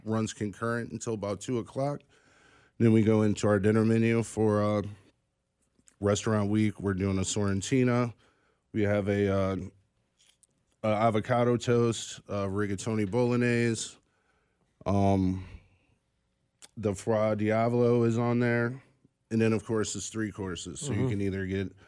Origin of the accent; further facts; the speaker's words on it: St. Louis, Missouri, United States; now in Kansas City, United States; I am actually from St. Louis. So I grew up in St. Louis